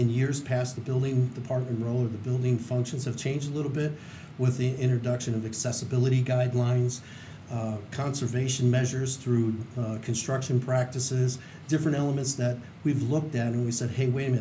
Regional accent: Chicago, Illinois, United States; moved away as an adult; now in Carson City, United States; I'm actually from Chicago, Illinois

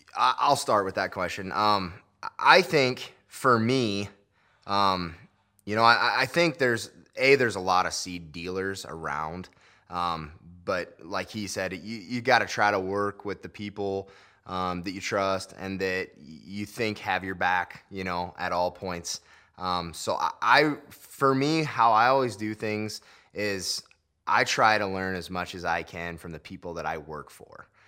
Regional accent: Lakeview, Iowa, United States; come back to my home area in Lakeview

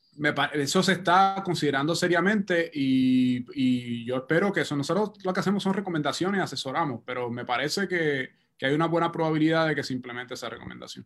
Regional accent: Puerto Rico; como puertorriqueño, como científico

